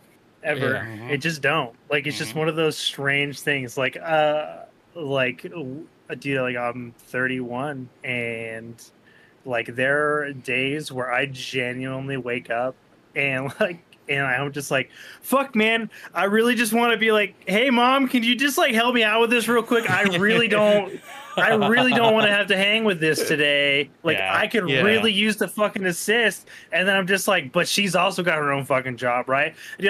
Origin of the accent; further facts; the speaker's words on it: Netherlands; I'm from Holland, isn't that weird?